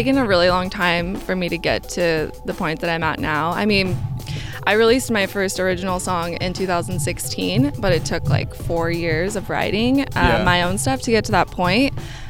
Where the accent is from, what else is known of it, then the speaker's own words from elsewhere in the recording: Lake Oswego, Oregon, United States; also born or lived in New York; I grew up in Lake Oswego, a little town outside of Portland, and I was there up until I went to college in New York.